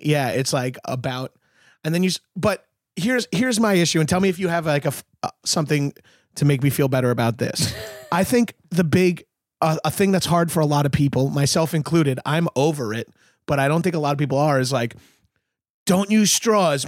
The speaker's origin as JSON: {"language": "English", "region": "New York", "country": "United States", "moved": "yes", "lives_now": "Los Angeles, United States", "said": "I'm from New York"}